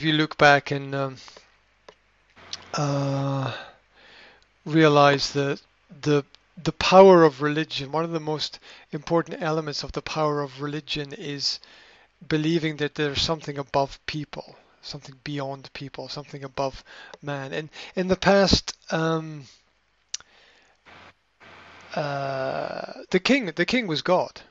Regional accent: Scotland, United Kingdom; being Scottish Presbyterian myself

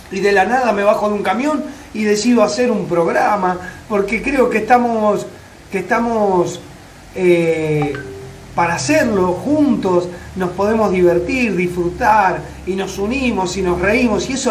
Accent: Laferrere, Buenos Aires Province, Argentina; now in Río Gallegos, Argentina; desde Río Gallegos, Santa Cruz. Hace 20 años vivo acá. Me crié en La Ferrere, mirá, en, en La Matanza.

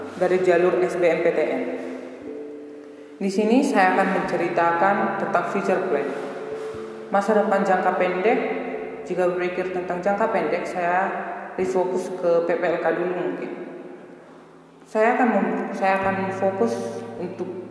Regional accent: Sidikalang, North Sumatra, Indonesia; saya berasal dari Sidikal

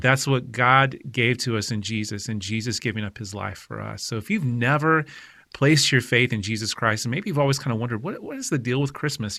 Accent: Oklahoma, United States; I grew up in Oklahoma

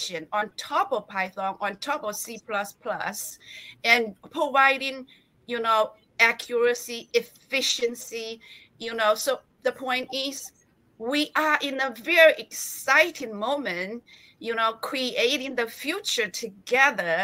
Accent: China; I was born in China.

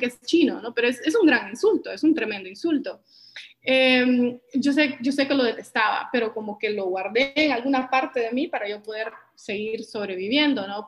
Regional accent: San Pedro Sula, Cortés, Honduras; also born or lived in Washington, United States; yo nací y crecí aquí en San Pedro Sula, en Honduras

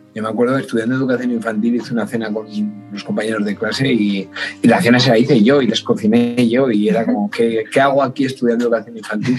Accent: La Guardia, Spain; yo soy de un pueblito, un pueblito pequeño de aquí en España, mi pueblo se llama La Guardia

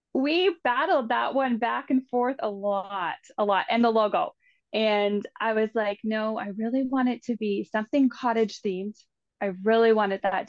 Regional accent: Canada; growing up in the Valley

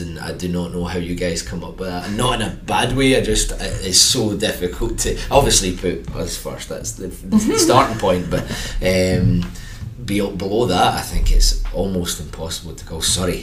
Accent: Erskine, Scotland, United Kingdom; I'm not from this area. I'm from Erskine, so I'm the other side of the city

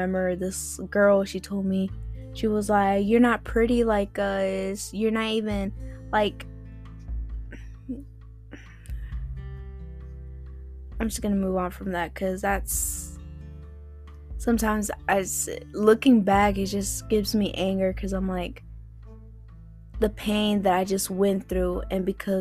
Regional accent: Spartanburg, South Carolina, United States; also born or lived in Greenville, South Carolina / Florida; how I grew up around these areas in South Carolina

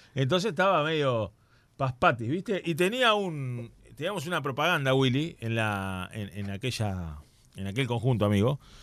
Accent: Uruguay; El Brandy me crié ahí, jugué en el Brandy

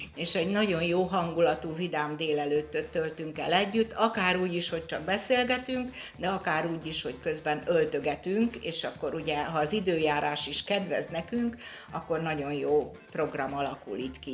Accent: Orosháza, Békés, Hungary; én orosházi vagyok

